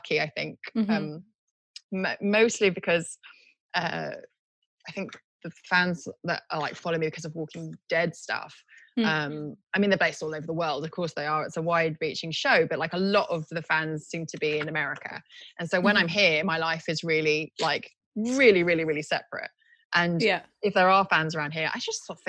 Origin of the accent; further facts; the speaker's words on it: Tokyo, Japan; moved away; also born or lived in United Kingdom; But I was born in Tokyo, but I had to give up my Japanese passport when I was 18.